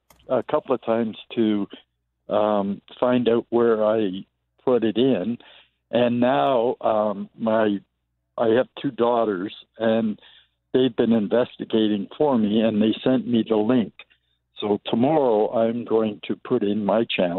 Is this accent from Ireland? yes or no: no; Toronto, Ontario, Canada; moved away as an adult; now in Calgary, Canada; I'm originally from Toronto. I grew up there.